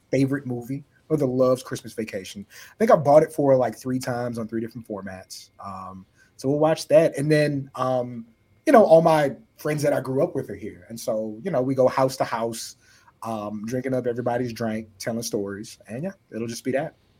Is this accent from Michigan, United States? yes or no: no; San Antonio, Texas, United States; I grew up in San Antonio, Texas